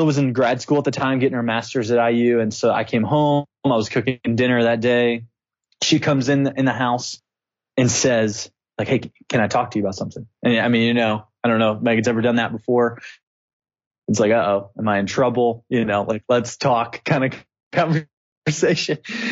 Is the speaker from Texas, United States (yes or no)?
no; Clarksville, Tennessee, United States; moved away as an adult; also born or lived in Indianapolis, Indiana; now in Bulgaria; So I'm originally from Clarksville, Tennessee. Met my wife. We're high school sweethearts